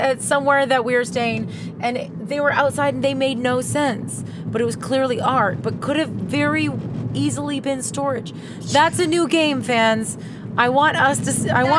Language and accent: English; Saskatchewan, Canada; moved away; I grew up in Saskatchewan where there's lots of driving involved.